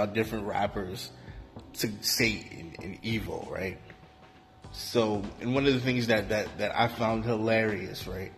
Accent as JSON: {"language": "English", "town": "Newark", "region": "New Jersey", "country": "United States", "tie": "born or raised there", "said": "growing up in Newark, New Jersey, I was a really devout Baptist Christian"}